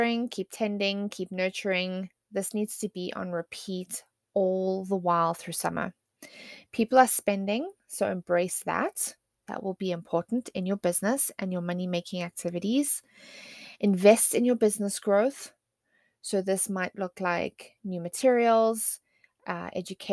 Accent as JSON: {"language": "English", "country": "South Africa", "said": "I am South African"}